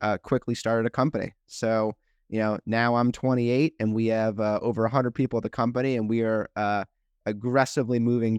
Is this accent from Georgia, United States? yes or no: no; Chevy Chase, Maryland, United States; also born or lived in St. Louis; And I grew up in the Washington, D.C. area, a little suburb called Chevy Chase, sandwiched between Bethesda and Washington, D.C. Came out to St. Louis for school, undergrad at WashU in St. Louis